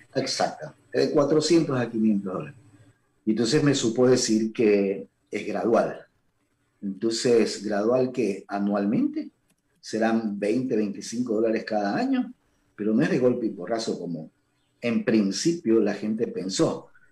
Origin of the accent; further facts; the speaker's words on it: Ecuador; como ecuatoriano